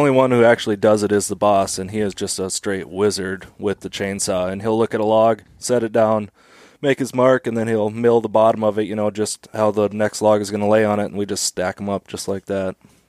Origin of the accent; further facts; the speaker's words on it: Lakes Country, Minnesota, United States; now in Fairbanks, United States; I grew up in Minnesota. Yep, Lakes Country, Minnesota. So rural.